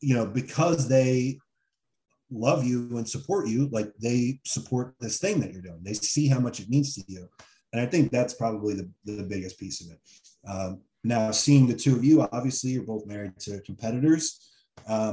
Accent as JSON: {"language": "English", "region": "New Jersey", "country": "United States", "tie": "born or raised there", "moved": "as an adult", "said": "I grew up in Jersey"}